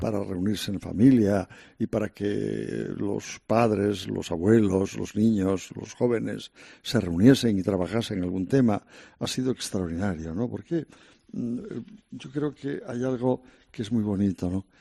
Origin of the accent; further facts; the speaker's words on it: Santander, Cantabria, Spain; moved away as an adult; now in Madrid, Spain; en mi tierra de origen, Santander